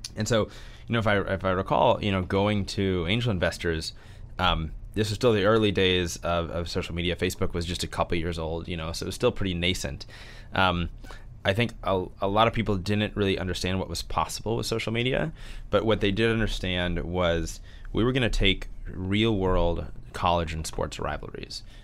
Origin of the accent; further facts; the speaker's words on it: St. Louis, Missouri, United States; I grew up in Saint Louis, uh, Missouri.